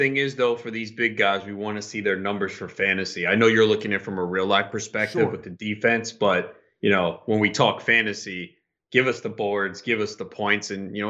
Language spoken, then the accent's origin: English; New York, United States; I mean, I'm from New York. If I was a professional athlete and I'm a big Mets fan growing up and they drafted me, man, that would be like the greatest thing in the world.